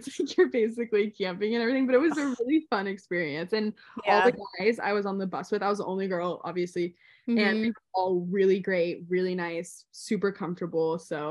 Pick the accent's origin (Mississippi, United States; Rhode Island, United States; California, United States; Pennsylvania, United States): California, United States; Chico; lived in Chico. Chico is Northern California. And that's where I would consider like my home, like my hometown is Chico. That was the town that I was like had my roots in the longest.